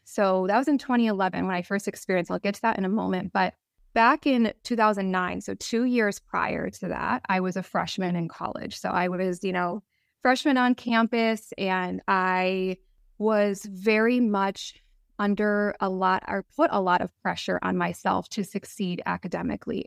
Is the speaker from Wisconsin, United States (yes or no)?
yes; Wisconsin, United States; I grew up in the Midwest. Mm-hmm. I in in Wisconsin